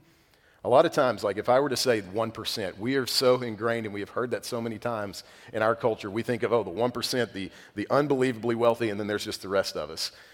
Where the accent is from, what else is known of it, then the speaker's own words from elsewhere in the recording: United States; being American